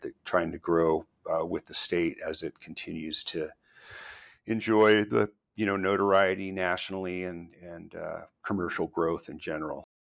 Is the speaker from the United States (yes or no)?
yes; northeast New Mexico, United States; also born or lived in San Diego, California; now in Boise, United States; I grew up in a small town in northeast New Mexico